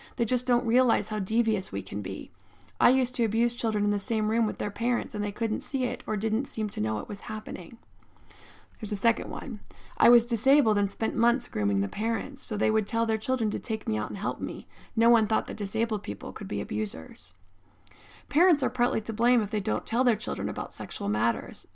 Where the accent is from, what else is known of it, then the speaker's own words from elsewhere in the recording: State College, Pennsylvania, United States; I grew up in State College, Pennsylvania